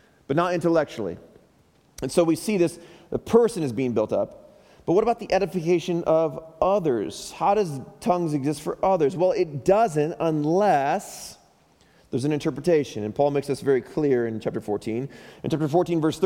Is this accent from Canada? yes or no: no; Chicago, Illinois, United States; moved away; back in Chicago where I'm from